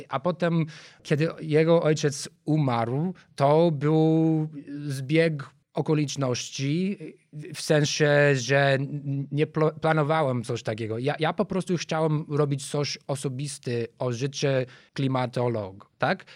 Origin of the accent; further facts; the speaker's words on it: Chicago, Illinois, United States; Polish is a second language; moved away as an adult; now in Warsaw, Poland; Ja jestem z Chicago. Żyłem pierwsze 23 lata w Chicago